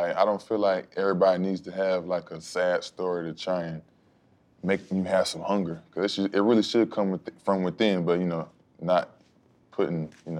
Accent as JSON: {"language": "English", "town": "Philadelphia", "region": "Pennsylvania", "country": "United States", "tie": "born or raised there", "also_born_or_lived": "Gainesville, Florida", "moved": "as an adult", "said": "growing up in Philadelphia, that's a different type of lifestyle."}